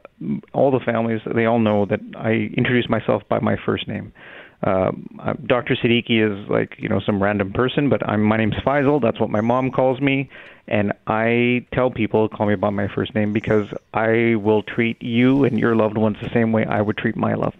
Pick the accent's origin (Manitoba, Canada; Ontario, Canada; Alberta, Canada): Manitoba, Canada; Winnipeg; also born or lived in Brandon, Manitoba; We moved, my father was a doctor in Brandon, and we moved to Winnipeg kind of when I got to school age